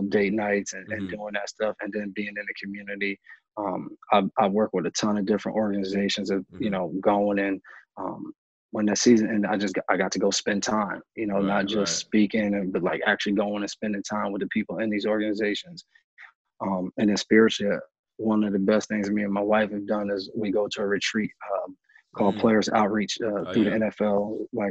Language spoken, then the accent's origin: English; New York, United States; moved away; also born or lived in New Jersey; I'm from New York, lived in New Jersey at the time